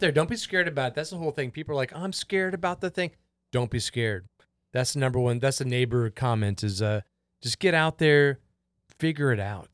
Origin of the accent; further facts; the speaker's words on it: Houston, Texas, United States; I'm from Houston, Texas